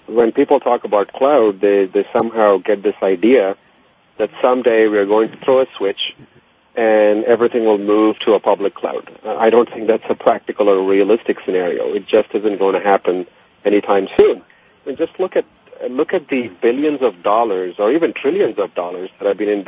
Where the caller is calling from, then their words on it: Nashua, New Hampshire, United States; I'm in beautiful Nashua, New Hampshire.